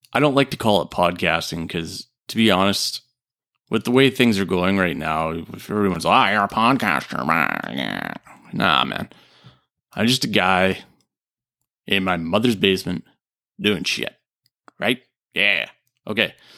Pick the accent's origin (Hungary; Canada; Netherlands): Canada; also born or lived in Japan; I'm a Canadian